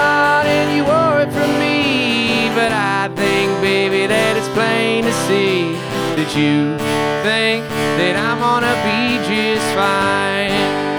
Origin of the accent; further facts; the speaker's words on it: Appalachia, United States; I'm from Appalachia. That makes it Appalachian music.